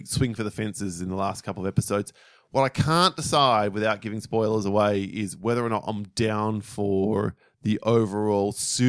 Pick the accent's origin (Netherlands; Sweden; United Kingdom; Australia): Australia; because we're Australian.